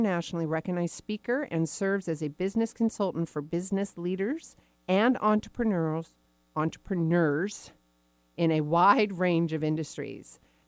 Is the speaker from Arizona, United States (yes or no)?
yes; Arizona, United States; born there; Well, you know, I was born in Arizona.